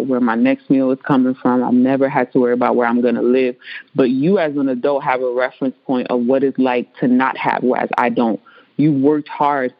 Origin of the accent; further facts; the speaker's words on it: New York City, New York, United States; first language Spanish; English is a second language; growing up in the Bronx